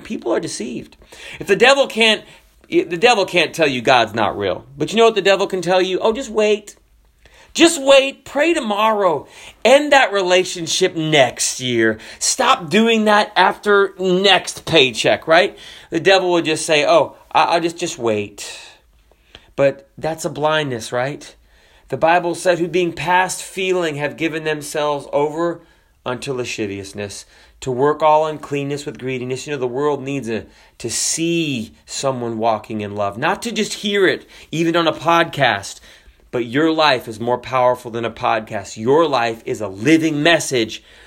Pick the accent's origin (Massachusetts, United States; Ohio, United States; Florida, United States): Florida, United States; also born or lived in Washington State; I'm from Florida